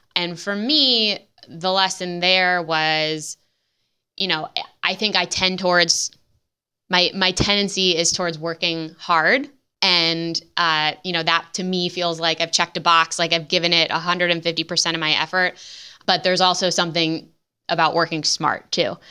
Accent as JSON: {"language": "English", "region": "Midwest", "country": "United States", "tie": "born or raised there", "said": "in the Midwest, which is, as we mentioned, is my hometown"}